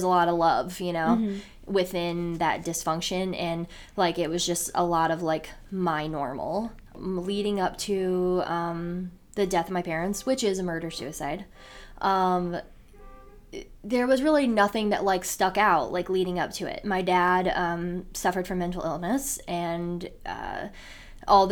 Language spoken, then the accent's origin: English; Elyria, Ohio, United States; moved away as an adult; now in Cleveland, United States; we're originally from Elyria